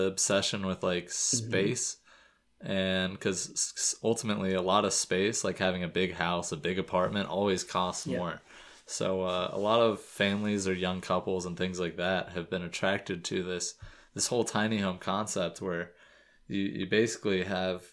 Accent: Florida, United States; moved away; I'm from Florida

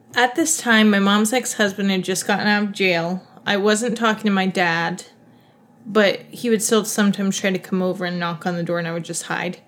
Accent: Ohio, United States; moved away; I grew up near Wright Pat Air Force Base

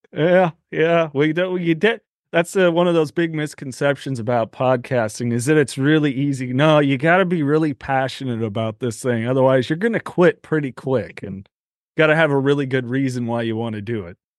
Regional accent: Aromas, California, United States; also born or lived in Salinas, California; I was born in Salinas, California, so right next to a lettuce field. That's that's really where I grew up in a little town called Aromas, right near Watsonville, California

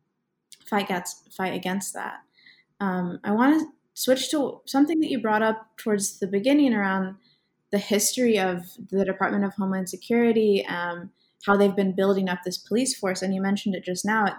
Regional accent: Gwinnett County, Georgia, United States; I'm from Gwinnett County, which is in Georgia

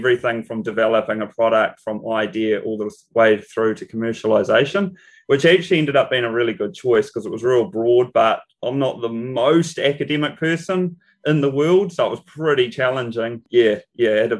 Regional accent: Whanganui, Manawatū-Whanganui, New Zealand; I grew up in Whanganui, on the west coast of the North Island, New Zealand.

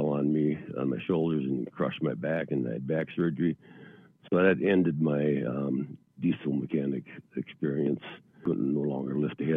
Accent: central Wisconsin, United States; now in Eau Claire, United States; I was born and raised in central Wisconsin, a little town of Annawa.

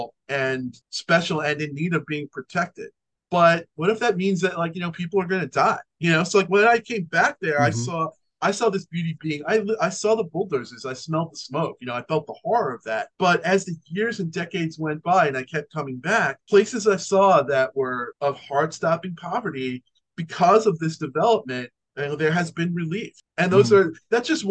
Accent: New York, United States; as a New Yorker

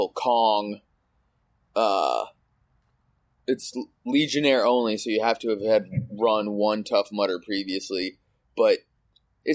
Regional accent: Los Angeles, California, United States; I'm from Los Angeles

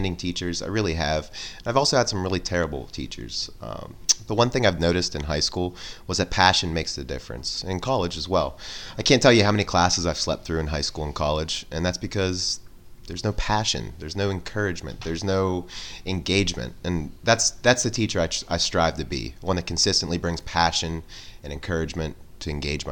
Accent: McKeesport, Pennsylvania, United States; I grew up in McKeesport, Pennsylvania

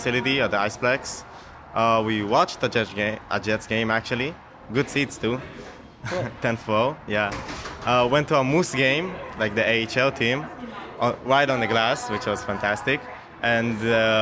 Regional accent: Israel; I was born in Israel, but my dad and mom are all from Russia.

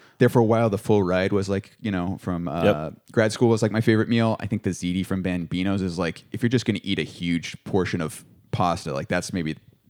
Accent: Springfield, United States; growing up in Springfield.

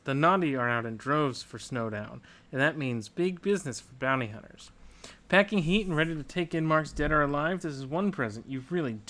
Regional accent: Texas, United States; I'm from Texas.

